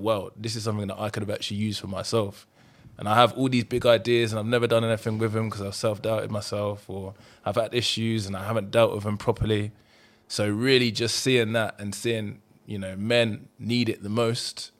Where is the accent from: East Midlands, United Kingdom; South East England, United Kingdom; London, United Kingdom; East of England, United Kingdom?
East of England, United Kingdom; Luton; I grew up in Luton. Bit of a rough area